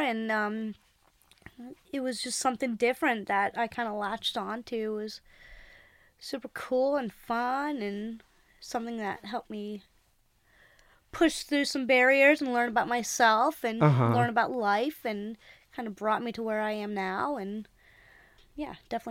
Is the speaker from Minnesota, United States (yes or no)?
no; Greensboro, North Carolina, United States; I'm from Greensboro, North Carolina. Grew up climbing there.